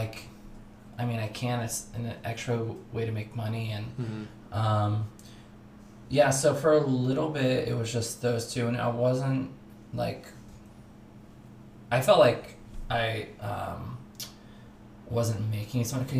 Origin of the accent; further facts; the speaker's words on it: Burlington, Washington, United States; moved away as an adult; now in Los Angeles, United States; I'm from Burlington